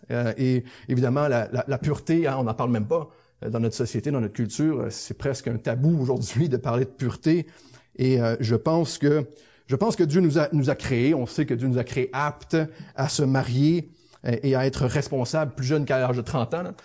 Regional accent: Saint-Jérôme, Quebec, Canada; je passe à Saint-Jérôme, ma ville natale

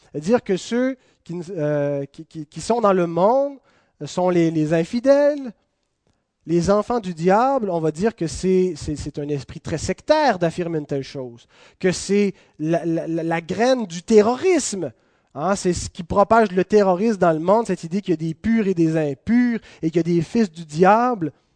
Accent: Quebec, Canada; on est canadien. Ensuite, on est québécois

